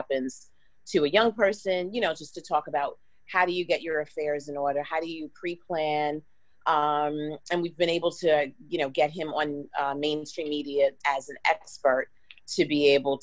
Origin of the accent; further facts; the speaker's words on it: New York, United States; moved away as an adult; also born or lived in Washington, District of Columbia, United States; now in Miami, United States; I'm originally from New York.